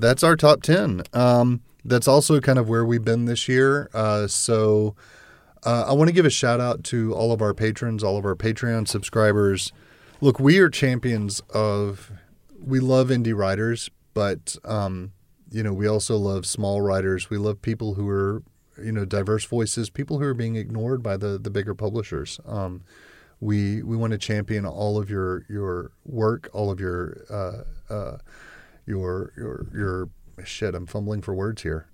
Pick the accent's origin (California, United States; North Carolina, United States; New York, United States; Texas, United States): Texas, United States; I grew up in Texas